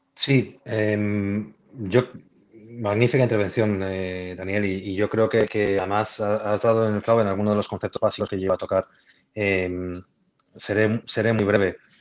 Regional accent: Spain; soy español

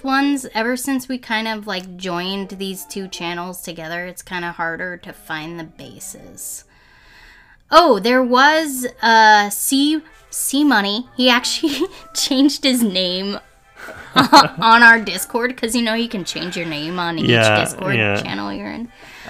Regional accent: New Jersey, United States; born there; So I was born in New Jersey, so that means, like, the default is to like the teams in New York.

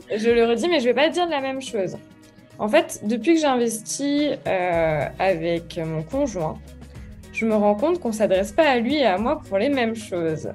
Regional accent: Lyon, Auvergne-Rhône-Alpes, France; Je suis née à Lyon le 14 février 1994.

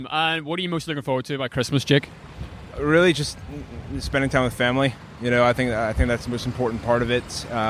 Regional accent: Los Angeles, California, United States; I'm from Los Angeles, but my parents are. Well, my mom is from here, and my dad is from Chicago.

